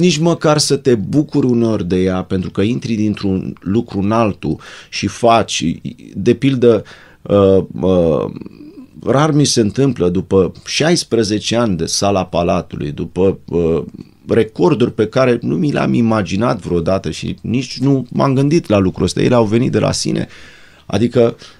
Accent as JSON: {"language": "Romanian", "region": "Bucharest", "country": "Romania", "tie": "born or raised there", "said": "ne-au repartizat la un apartamentel cu două camere de 50 de metri pătrați în zona Dorobanți"}